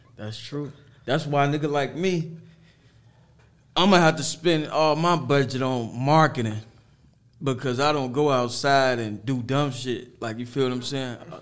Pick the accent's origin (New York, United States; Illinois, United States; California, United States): Illinois, United States; Harvey; also born or lived in Chicago; I'm from Harvey